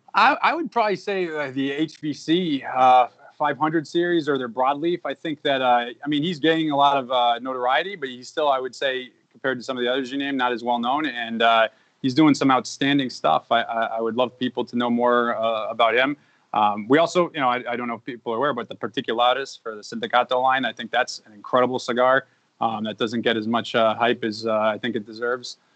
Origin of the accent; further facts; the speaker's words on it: Massachusetts, United States; I grew up in Massachusetts